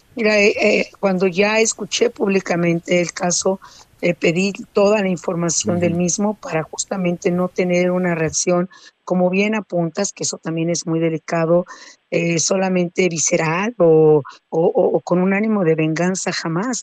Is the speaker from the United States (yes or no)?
no; Mexico